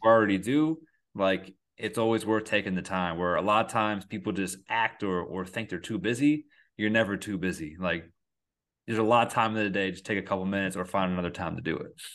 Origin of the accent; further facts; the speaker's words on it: Endicott, New York, United States; I come from a really small town called Endicott, New York